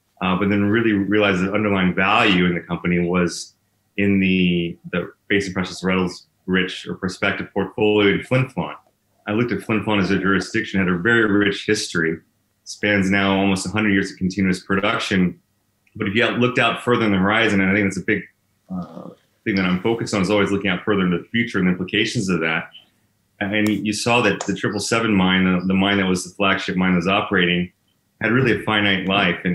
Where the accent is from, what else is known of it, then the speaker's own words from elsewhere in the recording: Texas, United States; moved away as an adult; now in Canada; I was born and raised in Texas